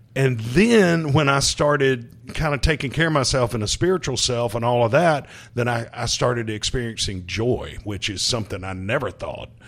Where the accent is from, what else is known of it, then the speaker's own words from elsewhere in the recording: Hattiesburg, Mississippi, United States; I'm from Hattiesburg, Mississippi, uh, moved back, uh, to Hattiesburg